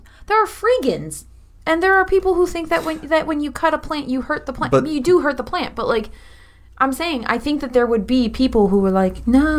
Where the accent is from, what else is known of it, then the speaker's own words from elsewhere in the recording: Pennsylvania, United States; I'm from Pennsylvania.